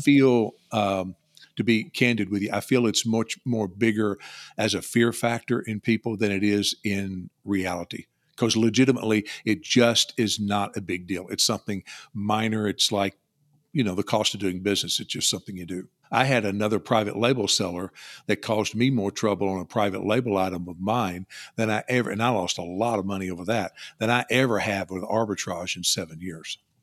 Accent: Louisville, Kentucky, United States; also born or lived in Bowling Green, Kentucky; I was born in Louisville, live in South Central Kentucky near Bowling Green

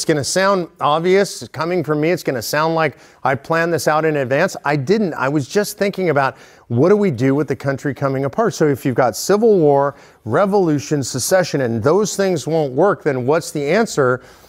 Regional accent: California, United States; now in Texas, United States; California, which is where I'm originally from

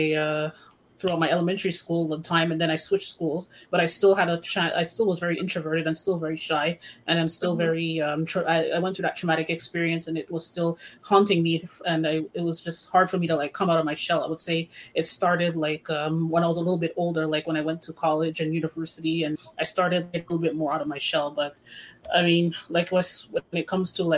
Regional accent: Montreal, Quebec, Canada; I am from Montreal

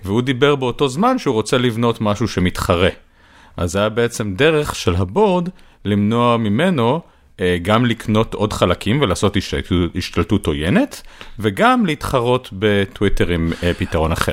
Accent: Israel; אני ישראלי

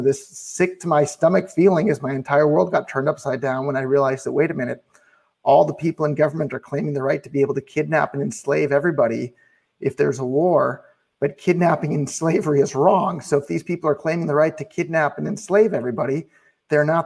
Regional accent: Silicon Valley, California, United States; I'm originally from Silicon Valley.

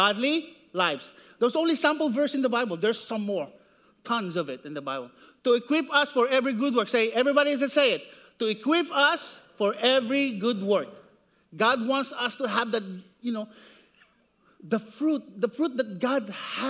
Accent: Siniloan, Calabarzon, Philippines; moved away; I grew up in the Philippines. It's about in Sinaloan, Laguna, Philippines.

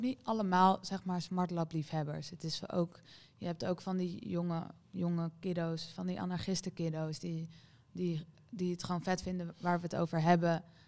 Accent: Amsterdam, North Holland, Netherlands; ik ben toevallig voor Ajax omdat ik uit Amsterdam kom

